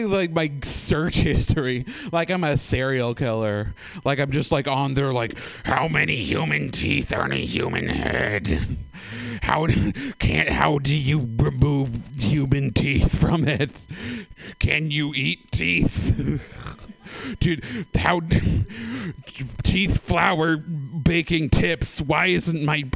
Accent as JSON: {"language": "English", "town": "Oakland", "region": "California", "country": "United States", "tie": "born or raised there", "said": "I'm born and raised in Oakland"}